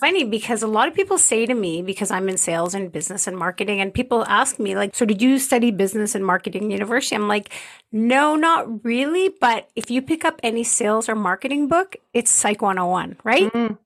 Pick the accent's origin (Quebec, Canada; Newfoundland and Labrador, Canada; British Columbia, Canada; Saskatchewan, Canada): Quebec, Canada; Montreal; moved away as an adult; now in Calgary, Canada; I'm originally from Montreal